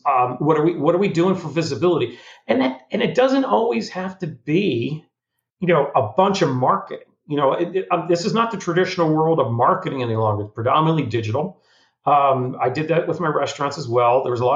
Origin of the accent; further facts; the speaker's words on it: Florida, United States; Now, I'm not a mover and shaker in Destin. I'm from Florida, but you know, I don't have a park in Orlando.